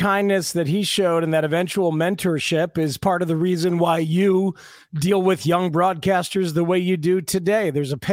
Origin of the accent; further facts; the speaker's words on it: New Jersey, United States; I grew up in New Jersey in the 70s